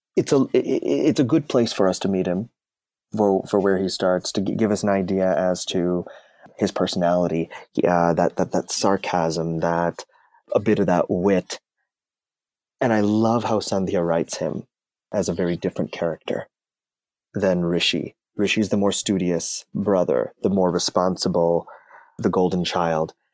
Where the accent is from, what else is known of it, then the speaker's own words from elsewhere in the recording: Canada; I'm of Indian descent. I, I was born in Canada. and I'm first generation North American.